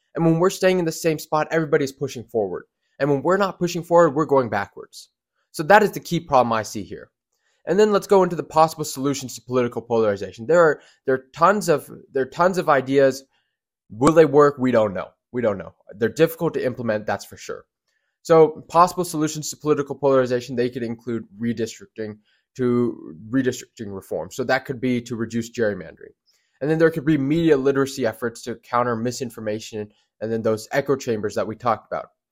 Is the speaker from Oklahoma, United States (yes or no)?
no; Georgia, United States; Georgia is where I'm from, it's my home state.